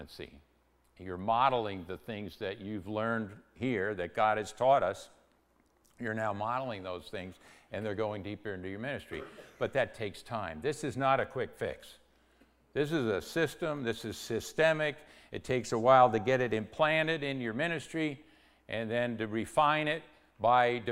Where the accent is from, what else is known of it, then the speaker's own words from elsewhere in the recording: New York, United States; also born or lived in Connecticut; I was born in New York, which isn't really Yankee land